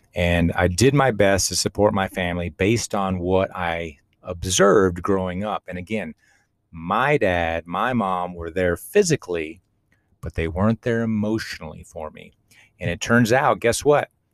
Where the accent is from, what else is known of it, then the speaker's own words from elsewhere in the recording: Austin, Texas, United States; I grew up in Austin, Texas in the eighties, born in the seventies